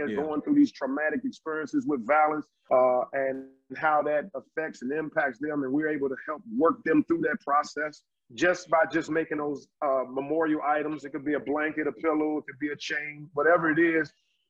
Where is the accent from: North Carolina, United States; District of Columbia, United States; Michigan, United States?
District of Columbia, United States; Washington; Home for me is Washington, D.C. I grew up in Southeast Washington, D.C. and also in Northeast Washington, D.C. We moved when I was in middle school.